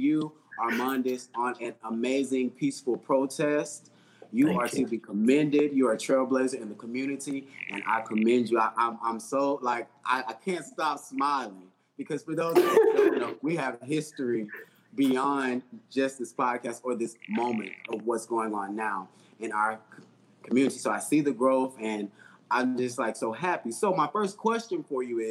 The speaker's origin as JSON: {"language": "English", "region": "Alabama", "country": "United States", "tie": "born or raised there", "said": "growing up in Alabama and my grandmother protesting and marching for civil rights"}